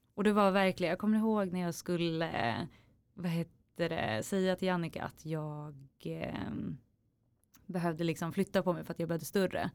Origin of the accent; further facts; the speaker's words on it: Norrtälje, Stockholm County, Sweden; moved away as an adult; now in Stockholm, Sweden; i Norrtälje där jag kommer ifrån.